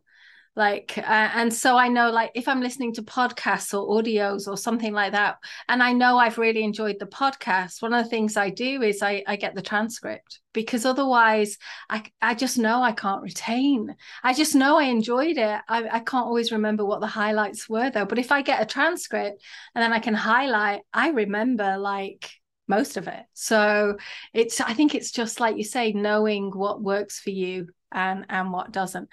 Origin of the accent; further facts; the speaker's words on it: England, United Kingdom; I've kind of got schoolgirl French and schoolgirl German from growing up in England